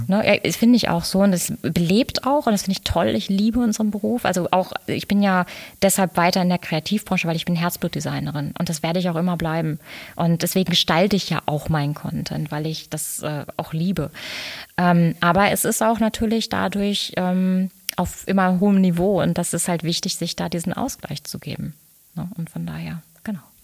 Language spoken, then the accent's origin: German; Dortmund, North Rhine-Westphalia, Germany; moved away as an adult; also born or lived in Lünen; now in Cologne, Germany; Ich bin ein, bin ein Pottmädel